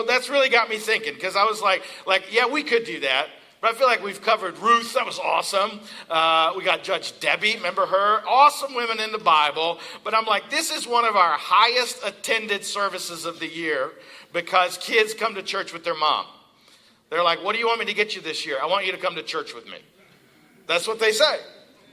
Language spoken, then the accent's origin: English; Eastern Kentucky, United States; now in Pennsylvania, United States; I'm from Eastern Kentucky.